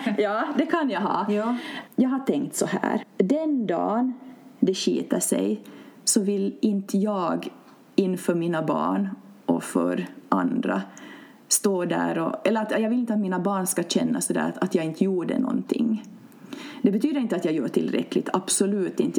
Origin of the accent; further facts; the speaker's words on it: Finland; egentligen är jag uppvuxen en, i en grannby, så det här mm. området är som känt för mig